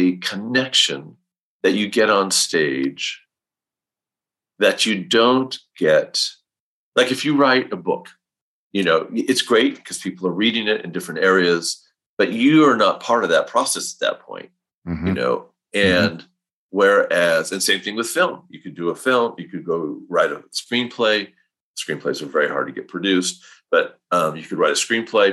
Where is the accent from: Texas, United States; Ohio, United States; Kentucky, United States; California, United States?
California, United States; Northern; I grew up in Northern California in a small little town, of like 4,000 people